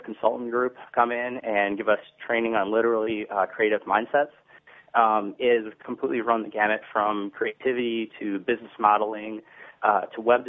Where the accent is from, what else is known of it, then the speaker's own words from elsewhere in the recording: Troy, Michigan, United States; I grew up in Troy, Michigan.